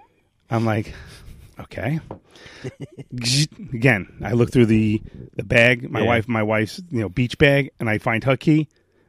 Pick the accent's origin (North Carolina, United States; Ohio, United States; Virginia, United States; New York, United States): New York, United States; accent: Brooklyn; I got terrible Brooklyn.